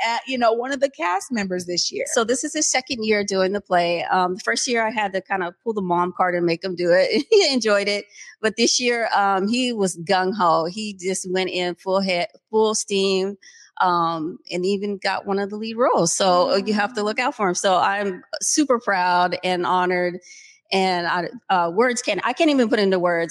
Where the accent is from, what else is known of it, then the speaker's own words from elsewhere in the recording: Seattle, Washington, United States; born and raised in Seattle